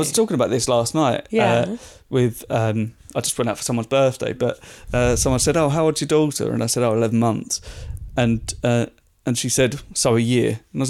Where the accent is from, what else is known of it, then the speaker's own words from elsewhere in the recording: Southend, East of England, United Kingdom; I'm from Southend, so it's sort of like, it's up-ish, but it's like, it's up and across.